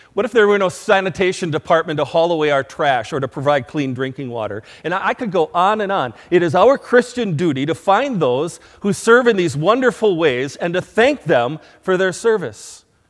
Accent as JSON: {"language": "English", "country": "United States", "said": "As American citizens"}